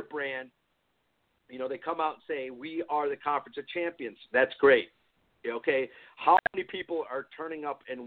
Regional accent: Michigan, United States; when you and I grew up in Michigan

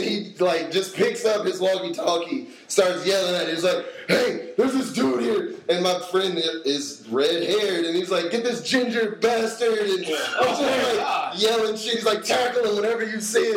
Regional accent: Durham, North Carolina, United States; moved away; I grew up in Durham, so every year we would go to the state fair

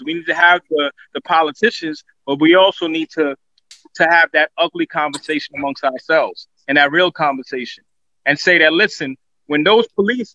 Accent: New York City, New York, United States; As a child growing up, I'm from Crown Heights.

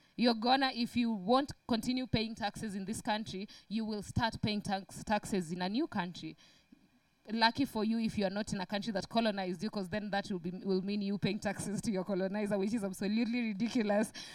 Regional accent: Kenya; me being a Kenyan

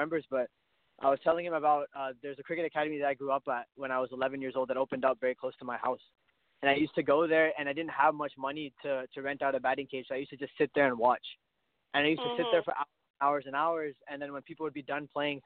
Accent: Canada; My dad is Indian. My mom is Pakistani, but I was born in Canada, so I'm Canadian

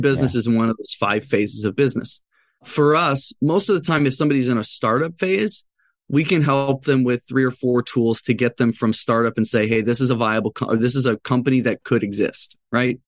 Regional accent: Chicago, Illinois, United States; I grew up in Chicago, so I'm a diehard Bulls fan.

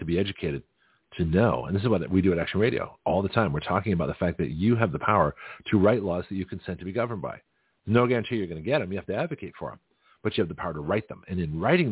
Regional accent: Canada; now in United States; I'm Canadian by birth, but I'm an American citizen

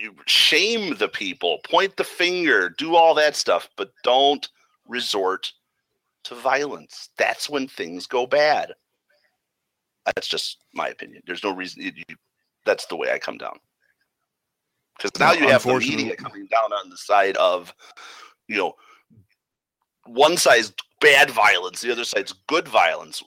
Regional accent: Chicago, Illinois, United States; we're from Chicago

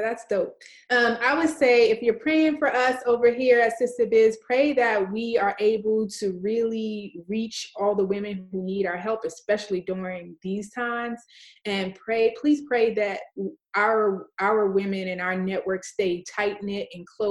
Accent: New York City, New York, United States; I grew up in New York City

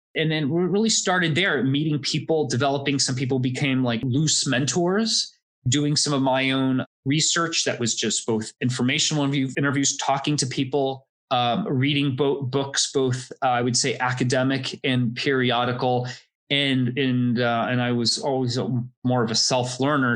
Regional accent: Florida, United States; I grew up in Florida

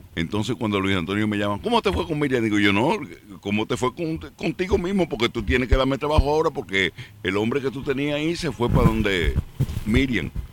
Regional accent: Jarabacoa, La Vega, Dominican Republic; moved away as an adult; now in New York, United States; yo nací en el punto turístico que en ese tiempo no lo era de los más importantes de República Dominicana y único porque es Jarabacoa

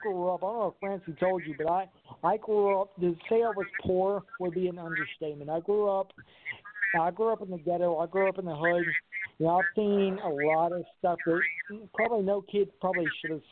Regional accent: the South, United States; I was raised in the South. I was raised in the Bible Belt and everything.

